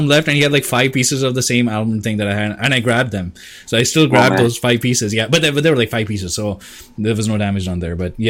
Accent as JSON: {"language": "English", "country": "India", "said": "I'm Indian, so we don't waste food"}